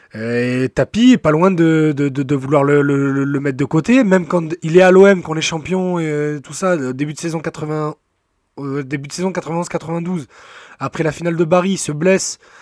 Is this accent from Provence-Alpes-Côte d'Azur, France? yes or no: yes; Marseille, Provence-Alpes-Côte d'Azur, France; on est Marseillais